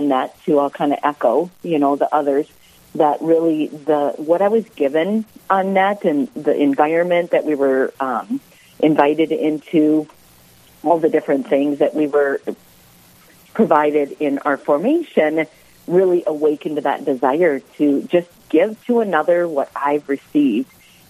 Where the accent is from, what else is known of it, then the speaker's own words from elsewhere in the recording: Sioux Falls, South Dakota, United States; I grew up in Sioux Falls here